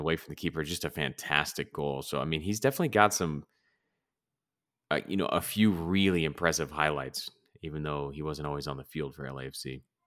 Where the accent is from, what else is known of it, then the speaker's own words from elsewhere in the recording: Los Angeles, California, United States; growing up in L